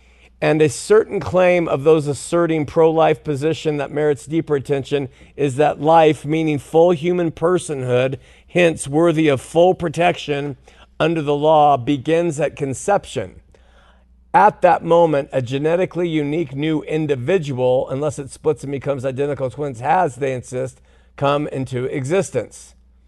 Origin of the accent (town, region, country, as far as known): California, United States